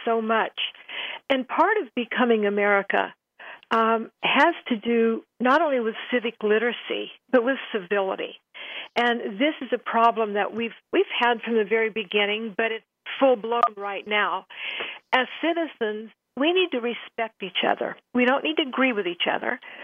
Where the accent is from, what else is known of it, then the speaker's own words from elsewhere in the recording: Indianapolis, Indiana, United States; I was born in Methodist Hospital in Indianapolis.